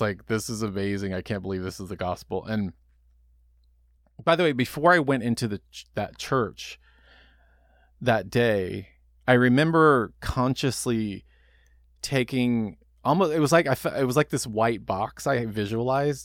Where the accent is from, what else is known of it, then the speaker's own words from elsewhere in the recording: Dallas, Texas, United States; I grew up in Dallas, Texas